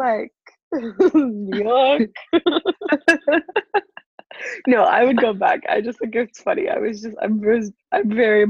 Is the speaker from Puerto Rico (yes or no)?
no; Ottawa, Ontario, Canada